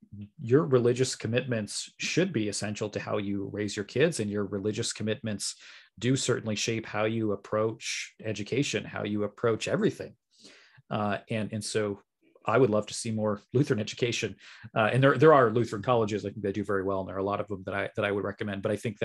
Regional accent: Massachusetts, United States; It's not like I grew up in a heavily LDS area. I mean, I grew up in Western Massachusetts.

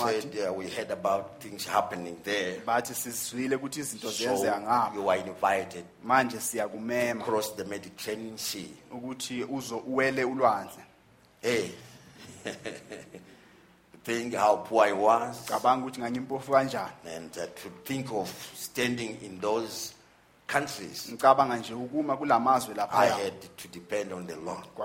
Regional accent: Zimbabwe; here in Zimbabwe, in my home country

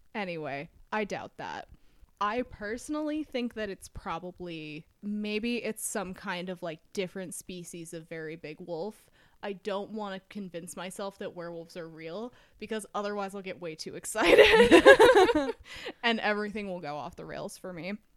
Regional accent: Utah, United States; we're, we're from Utah

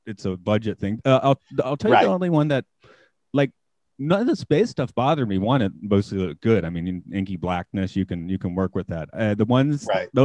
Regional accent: Atlanta, Georgia, United States; moved away as an adult; now in Nagano, Japan; I'm from Atlanta, Georgia.

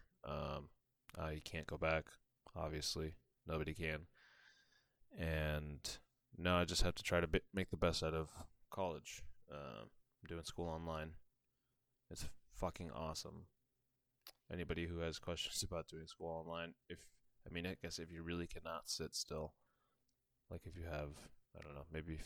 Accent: Lancaster, Massachusetts, United States; also born or lived in Bolivia / Chile; I moved to the U.S. Around, I think I was around seven when I moved here. I lived in a little town called Lancaster, Massachusetts

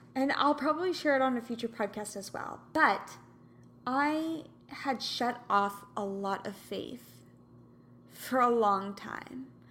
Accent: Kansas, United States; now in California, United States; I'm from Kansas

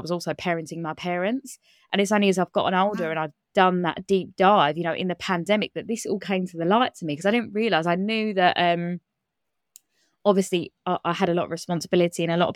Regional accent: Kent, South East England, United Kingdom; I grew up in Kent in England. I still live in Kent now

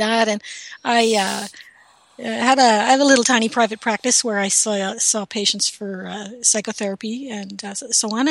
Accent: Canada; I'm a Canadian

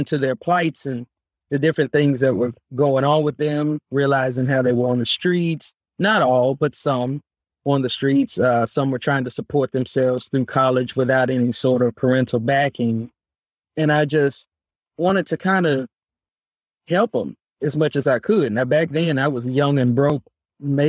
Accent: Memphis, Tennessee, United States; I am from Memphis, Tennessee, proud Memphis native.

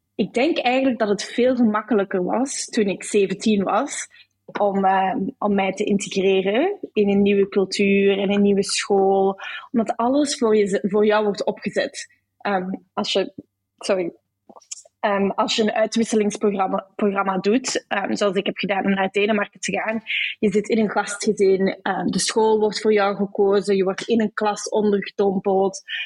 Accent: Brussels, Brussels-Capital Region, Belgium; moved away as an adult; also born or lived in Amsterdam, Netherlands; now in Sydney, Australia; Ik ben opgegroeid in Brussel

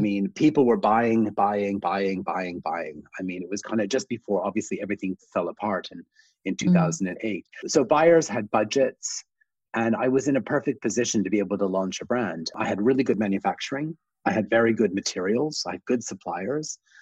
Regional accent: Canada; I'm originally Canadian. I grew up in a small town, kind of almost a village outside of a small town

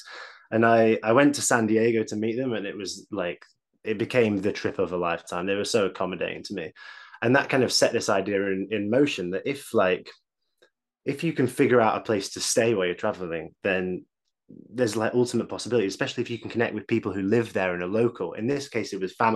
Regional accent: Manchester, North West England, United Kingdom; also born or lived in Leeds; I grew up in Manchester

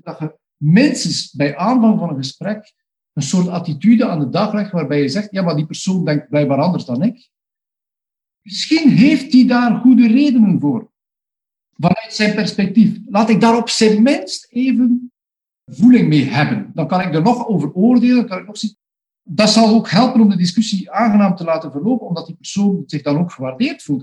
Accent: Flanders, Belgium; bij ons in Vlaanderen en België

